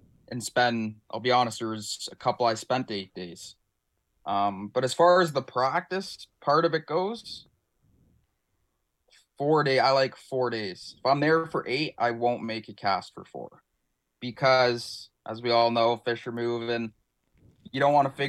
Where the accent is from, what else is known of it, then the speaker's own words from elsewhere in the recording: Ontario, Canada; us as Canadian anglers